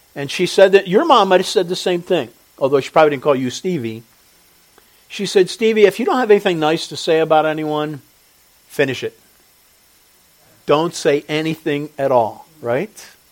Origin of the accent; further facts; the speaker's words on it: Philadelphia, Pennsylvania, United States; we grew up around Philly and everything's so fast paced. I hate it but I'm one of the products of it